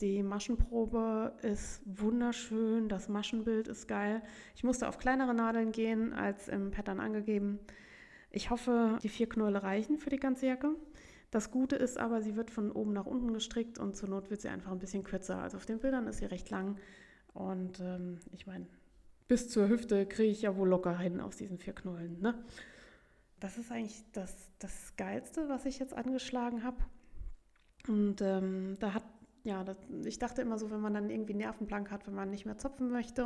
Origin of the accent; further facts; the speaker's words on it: Saarbrücken, Saarland, Germany; bei uns in Saarbrücken